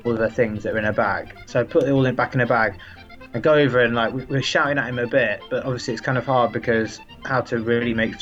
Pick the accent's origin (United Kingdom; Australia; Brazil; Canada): United Kingdom; England; we're English.